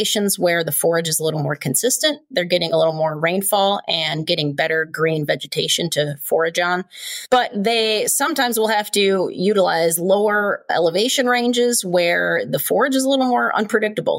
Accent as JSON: {"language": "English", "town": "Chicago", "region": "Illinois", "country": "United States", "tie": "born or raised there", "also_born_or_lived": "Southern Nevada / Southern California", "moved": "yes", "said": "I grew up in Chicago"}